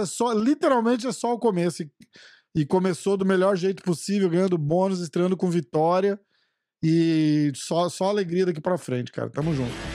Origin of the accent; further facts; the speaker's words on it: São Paulo, Brazil; moved away; eu sou de São Paulo, vou de São Paulo, sou de São Paulo